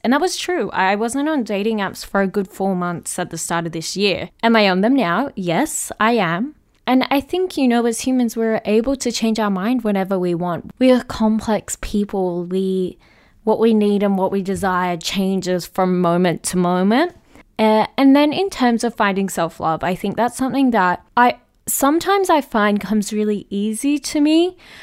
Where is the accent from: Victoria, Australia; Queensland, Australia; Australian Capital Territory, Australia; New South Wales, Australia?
Victoria, Australia; Melbourne; my hometown of where I am